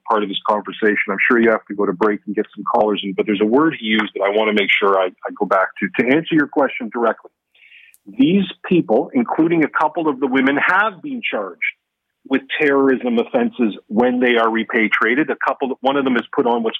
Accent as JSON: {"language": "English", "country": "Canada"}